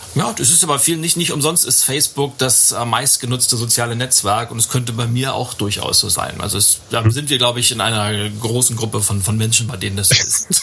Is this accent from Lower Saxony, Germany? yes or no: no; Lübeck, Schleswig-Holstein, Germany; in meiner Heimatstadt Lübeck